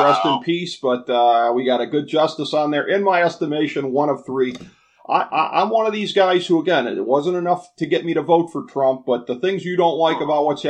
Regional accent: the North, United States; I'm a suburban guy from the North

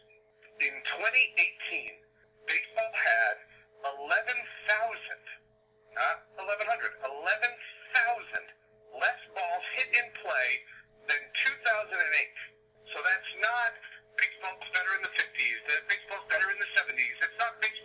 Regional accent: New York City, New York, United States; where I grew up in New York City

